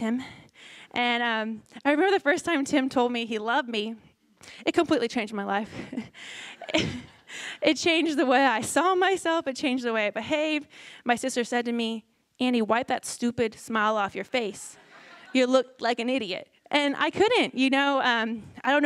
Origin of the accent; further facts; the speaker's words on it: Houston, Texas, United States; moved away; Where I'm from, I'm Houston area in Texas